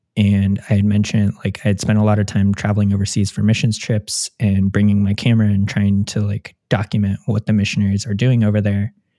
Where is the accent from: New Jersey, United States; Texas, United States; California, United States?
California, United States; Orange County; moved away as an adult; now in Columbus, United States; growing up in Orange County